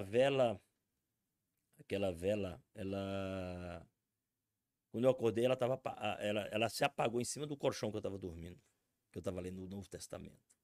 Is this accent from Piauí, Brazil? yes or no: yes; Redenção do Gurguéia, Piauí, Brazil; moved away as an adult; now in Brasília, Brazil; eu sou natural do Piauí. Terra linda é o Piauí